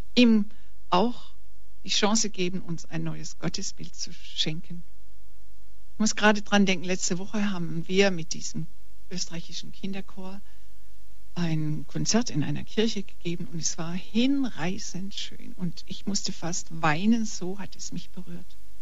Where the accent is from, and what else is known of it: Germany; also born or lived in Weingarten, Baden-Württemberg